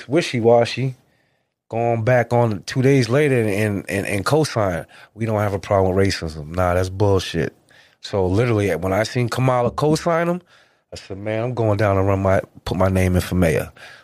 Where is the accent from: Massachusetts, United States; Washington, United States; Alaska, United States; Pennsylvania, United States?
Massachusetts, United States; Lynn; I'm born and raised in Lynn, Mass